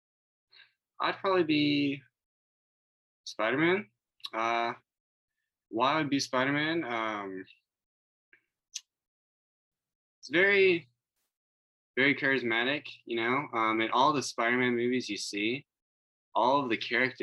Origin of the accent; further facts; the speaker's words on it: Dallas, Texas, United States; I am from Dallas, Texas